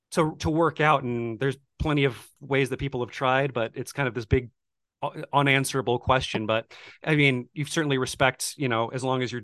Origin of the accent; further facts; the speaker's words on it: Buffalo, New York, United States; growing up in Buffalo, like I went to a Lutheran church also.